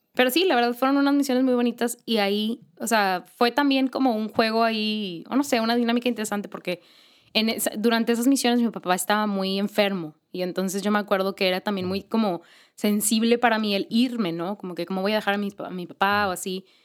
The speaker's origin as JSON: {"language": "Spanish", "town": "Monterrey", "region": "Nuevo León", "country": "Mexico", "said": "aquí en Monterrey, eh, porque soy de aquí de Monterrey"}